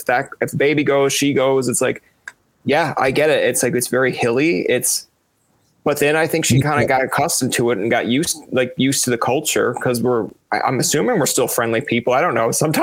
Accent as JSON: {"language": "English", "region": "Newfoundland and Labrador", "country": "Canada", "moved": "as an adult", "lives_now": "Ottawa, Canada", "said": "I came from Newfoundland to Ottawa to go to school."}